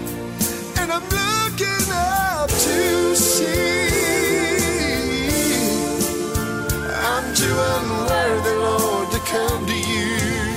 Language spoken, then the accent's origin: English; Beaver Dam, Kentucky, United States; moved away; I'm from Beaverdam, Kentucky.